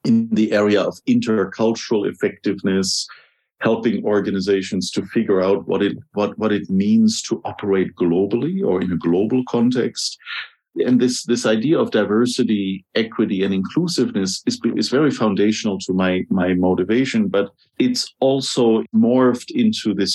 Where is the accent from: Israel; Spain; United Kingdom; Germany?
Germany; English is a second language; I'm from Germany. I grew up in Germany